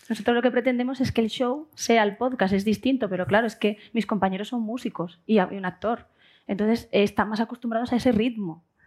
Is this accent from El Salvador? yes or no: no; Seville, Andalusia, Spain; moved away; que se note que soy sevillana en algo